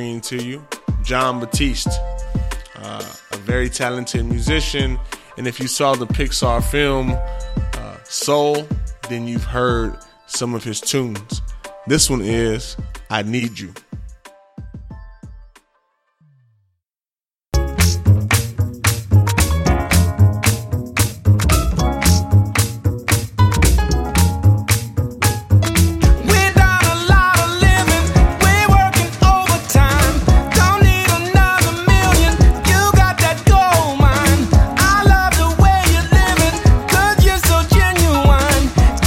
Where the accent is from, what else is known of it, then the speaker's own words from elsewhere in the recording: Houston, Texas, United States; now in Austin, United States; I'm from Houston, Texas